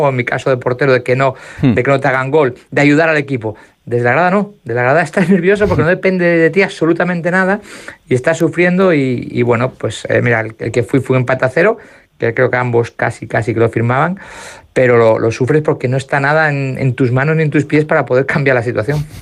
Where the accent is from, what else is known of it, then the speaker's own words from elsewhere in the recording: Asturias, Spain; que soy asturiano